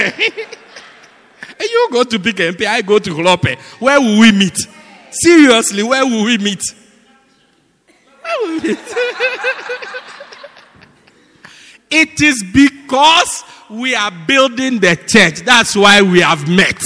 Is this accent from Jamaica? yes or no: no; Johannesburg, Gauteng, South Africa; I'm from Joburg